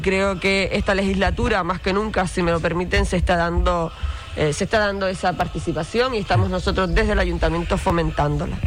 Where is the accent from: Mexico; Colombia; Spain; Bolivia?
Spain; Canary Islands; accent: Canarian; nuestras tradiciones, nuestra cultura, nuestro acento